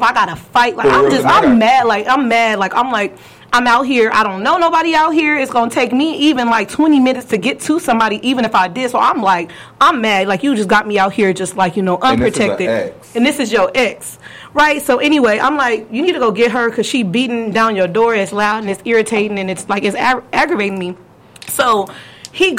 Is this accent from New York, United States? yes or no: no; California, United States; I'm from California